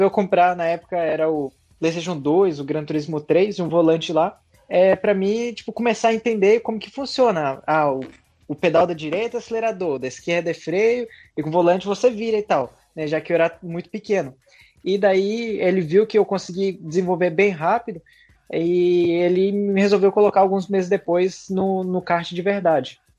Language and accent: Portuguese; Kanazawa, Ishikawa, Japan; born there; eu nasci no Japão, é, na cidade de Kanazawa. E ali foi onde que tudo começou